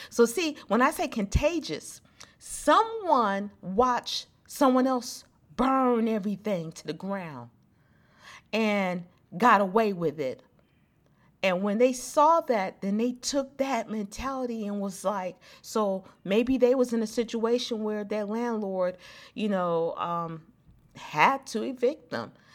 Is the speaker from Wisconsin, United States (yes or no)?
no; Los Angeles, California, United States; growing up in South Central